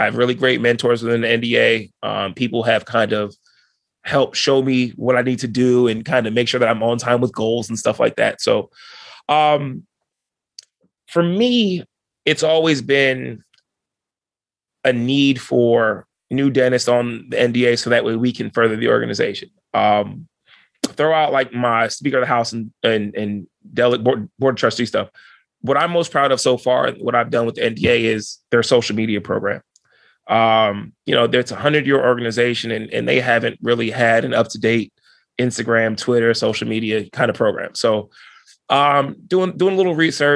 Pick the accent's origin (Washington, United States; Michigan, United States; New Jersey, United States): New Jersey, United States; I was from New Jersey